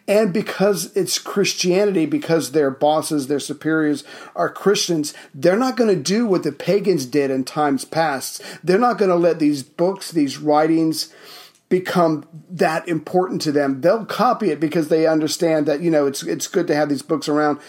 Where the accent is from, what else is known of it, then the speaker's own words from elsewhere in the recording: Charleston, South Carolina, United States; moved away; Oh, Charleston, South Carolina.